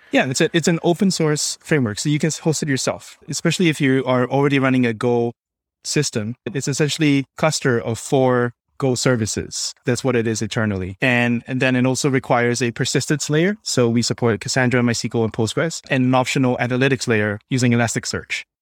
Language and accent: English; Singapore; moved away; also born or lived in New York; I'm originally from Singapore